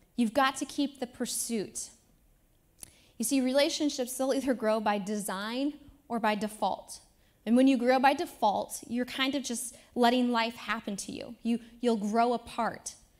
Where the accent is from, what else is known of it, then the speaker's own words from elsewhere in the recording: Independence, Iowa, United States; now in Lawrence, United States; my hometown, Independence, Iowa